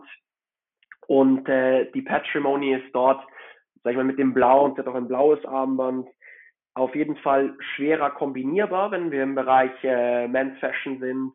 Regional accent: Hamburg, Germany; moved away as an adult; also born or lived in Frankfurt / Madrid / Zurich; now in Geneva, Switzerland; Ich bin in Hamburg aufgewachsen und dort zur Schule gegangen.

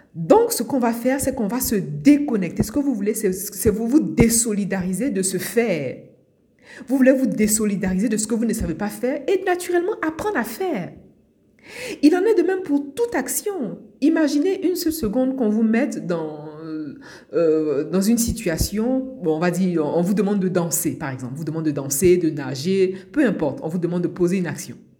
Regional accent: Abidjan, Côte d’Ivoire; moved away as an adult; now in France; Je suis née à Abidjan, en Côte d'Ivoire. J'ai grandi euh, à Abidjan, en Côte d'Ivoire. Et je suis arrivée en France pour faire mes études.

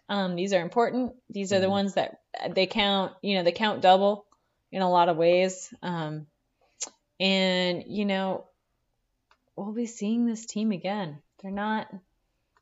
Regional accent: Wisconsin, United States; we grew up on the Minnesota border

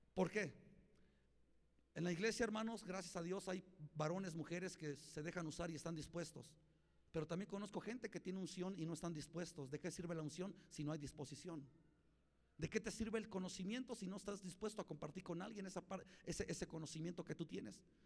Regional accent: Mexico; yo soy más mexicano que nopal

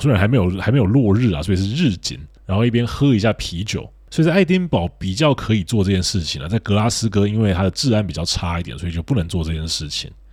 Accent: Taiwan; 我们台湾人乍看之下还会以为说这里面是要举办什么神秘活动哦

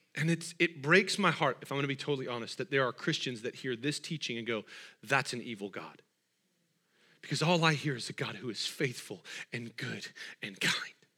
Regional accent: Washington, United States; I'm from Washington

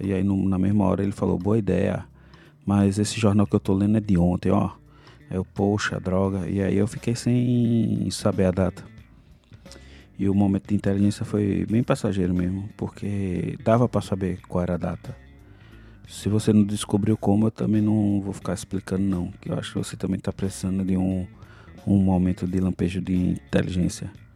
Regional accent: Brazil; como bom brasileiro

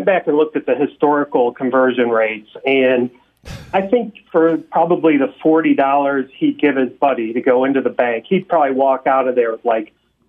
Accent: Cleveland, Ohio, United States; now in Columbus, United States; we grew up in the Cleveland area

